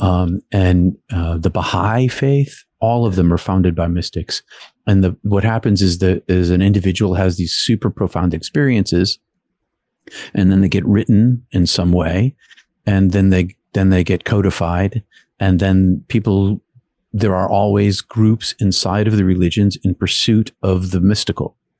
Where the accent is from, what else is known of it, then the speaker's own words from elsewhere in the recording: outside of Boston, Massachusetts, United States; I grew up outside of Boston in a blue collar city